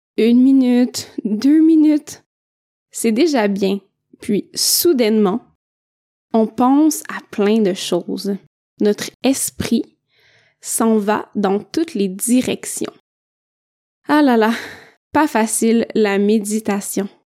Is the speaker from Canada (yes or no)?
yes; Quebec, Canada; je viens du Québec